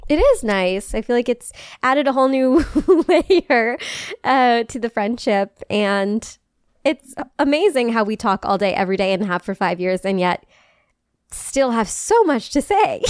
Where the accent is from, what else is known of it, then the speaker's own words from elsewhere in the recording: Midwest, United States; moved away; I'm from the Midwest